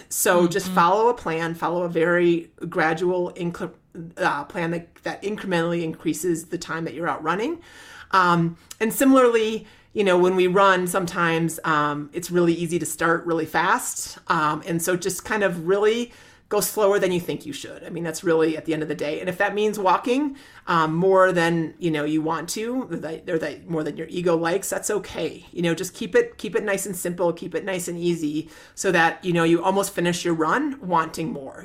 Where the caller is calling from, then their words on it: Burlington, Ontario, Canada; I'm calling from Burlington, Ontario, Canada